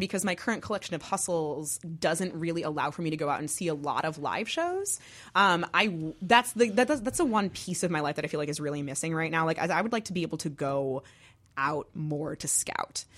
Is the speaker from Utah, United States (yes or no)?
no; Massachusetts, United States; also born or lived in New Jersey; now in Chicago, United States; I was born there. I grew up mostly in Massachusetts.